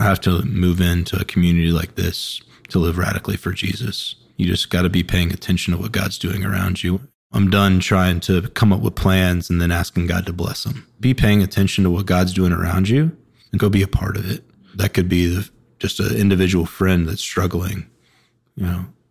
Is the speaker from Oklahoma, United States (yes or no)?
no; Woodstock, Georgia, United States; now in Charlotte, United States; I'm from Woodstock, Georgia, which is just north of Atlanta